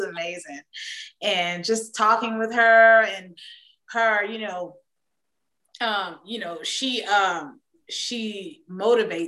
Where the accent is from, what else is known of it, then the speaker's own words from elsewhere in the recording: Atlanta, Georgia, United States; I'm a homegrown Southern Georgia peach